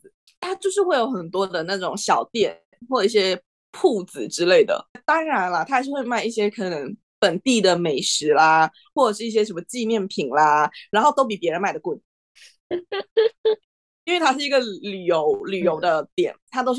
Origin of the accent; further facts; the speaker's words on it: Malaysia; now in Netherlands; 如果我说我是马来西亚人，我就会觉得已经很麻木了吧，就不太会有很深的感触。但是这个门面大小，这确实就是来到荷兰，你也会看到